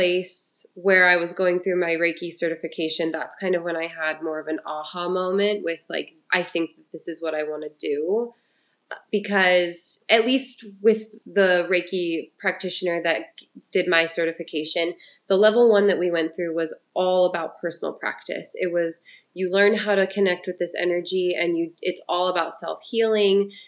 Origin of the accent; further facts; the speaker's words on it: Ohio, United States; moved away; I'm originally from Ohio